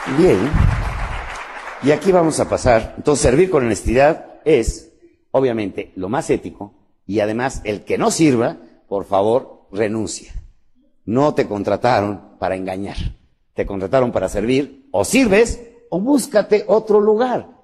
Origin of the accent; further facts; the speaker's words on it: Mexico; México, ¿sabes qué es? el vientre de mi madre, la mesa de todos los días, el lugar de mis hijos, la tierra que me germinó. Yo no soy mexicano, yo soy México